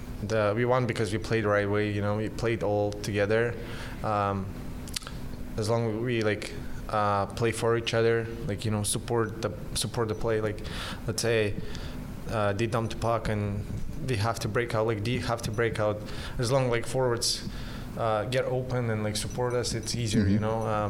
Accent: Chelyabinsk, Chelyabinsk Oblast, Russia; first language Russian; English is a second language; also born or lived in Moscow; now in San Jose, United States; play for my hometown team, which is Traktor Chelyabinsk

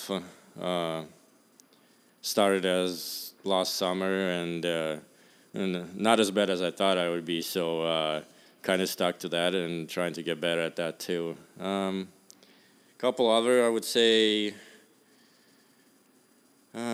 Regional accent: Russia; also born or lived in Arizona; now in San Jose, United States; I'm from Russia

